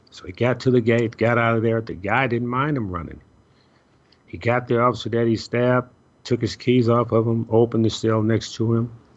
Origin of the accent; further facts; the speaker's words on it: Chicago, Illinois, United States; moved away; I'm originally from Chicago